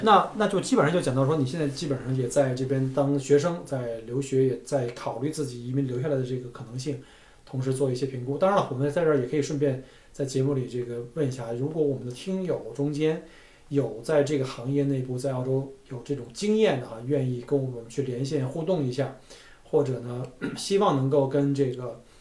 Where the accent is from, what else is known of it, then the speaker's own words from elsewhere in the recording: Beijing, China; moved away as an adult; also born or lived in Guangzhou; now in Australia; 我在广州生活了几年以后，我回北京